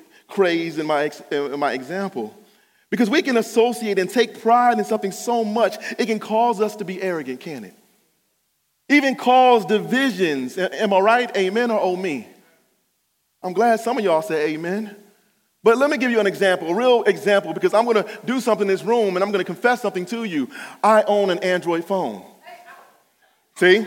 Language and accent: English; Cleveland Heights, Ohio, United States; I'm from Cleveland Heights